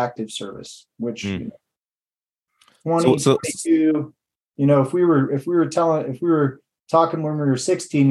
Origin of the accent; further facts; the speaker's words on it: Michigan, United States; moved away; I'm going to visit my family back in Michigan for a little family reunion. That's where I grew up in Michigan